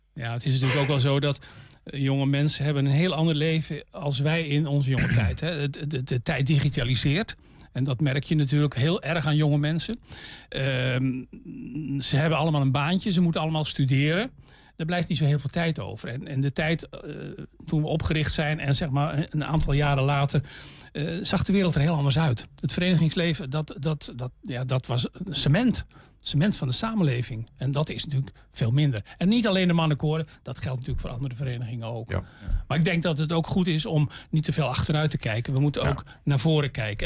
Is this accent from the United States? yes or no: no; Zeeland, Netherlands; now in Almelo, Netherlands; ik, kom, van oorsprong niet uit Twente. Ik ben een Zeeuw